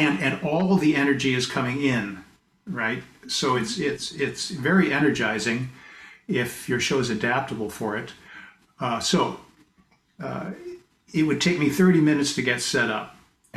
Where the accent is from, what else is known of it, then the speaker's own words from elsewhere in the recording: Pasadena, California, United States; moved away as an adult; also born or lived in Boston; now in British Columbia, Canada; I was born in Pasadena, California. Oh. Spent most of my first 20 years there